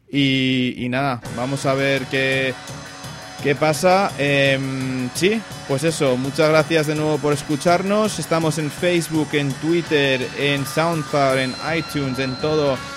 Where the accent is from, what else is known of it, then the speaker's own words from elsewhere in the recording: Washington, District of Columbia, United States; Yo, soy de Washington y te digo que Washington es el nuevo Cleveland.